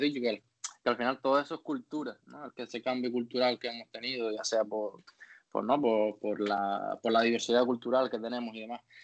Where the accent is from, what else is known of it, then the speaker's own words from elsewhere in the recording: Canary Islands, Spain; moved away; en mi tierra